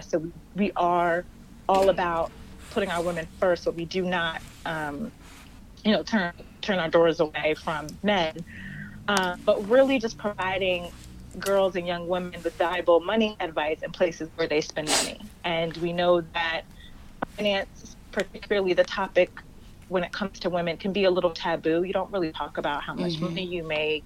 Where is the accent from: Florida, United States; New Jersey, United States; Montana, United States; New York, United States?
New Jersey, United States; Somerset; I grew up in Somerset, New Jersey, same place where First Baptist is, and grew up in the church.